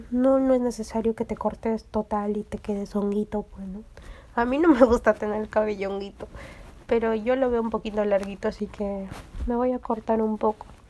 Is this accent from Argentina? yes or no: no; Peru; aquí en mi país, en Perú